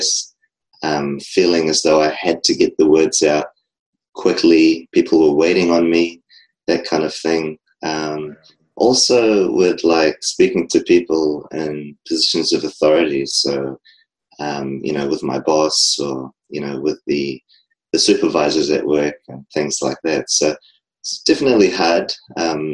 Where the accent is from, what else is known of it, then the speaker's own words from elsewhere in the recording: New Zealand; I'm from New Zealand.